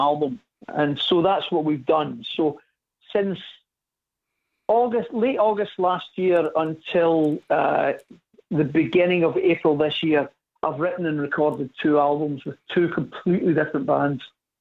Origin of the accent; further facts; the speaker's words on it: Scotland, United Kingdom; I'm Scottish. We say pish